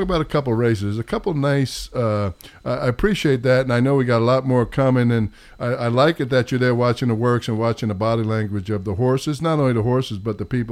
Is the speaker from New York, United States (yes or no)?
yes; New York, United States; accent: New York; my New York accent